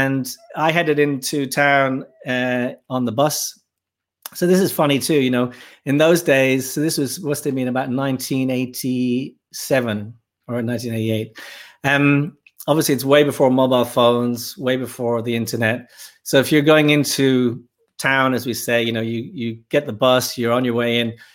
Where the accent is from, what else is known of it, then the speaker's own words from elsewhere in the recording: Dublin, Leinster, Ireland; moved away as an adult; also born or lived in Birmingham, England; I grew up in Dublin, in Ireland